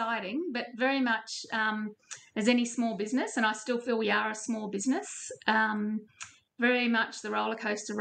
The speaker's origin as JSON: {"language": "English", "town": "Richmond", "region": "Queensland", "country": "Australia", "moved": "yes", "said": "I'm from Richmond in Western Queensland originally, from a sheep and cattle station halfway between Townsville and Mount Isa, so fairly remote."}